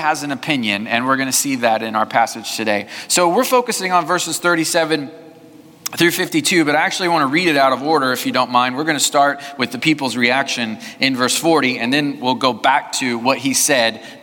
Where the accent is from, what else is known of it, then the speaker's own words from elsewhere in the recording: Southwest Missouri, United States; now in Tomball, United States; I grew up in Southwest Missouri